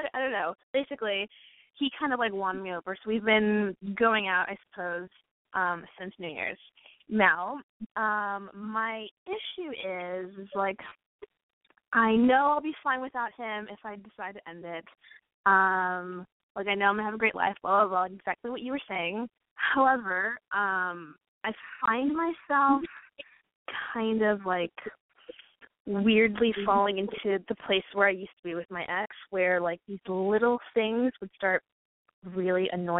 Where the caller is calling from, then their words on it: Los Angeles, California, United States; I'm 23 and I'm from Los Angeles.